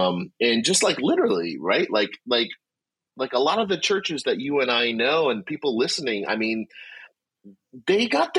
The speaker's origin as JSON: {"language": "English", "region": "New Jersey", "country": "United States", "tie": "born or raised there", "said": "born and raised in Jersey. God's doing this tremendous thing through Liquid Church to my home state"}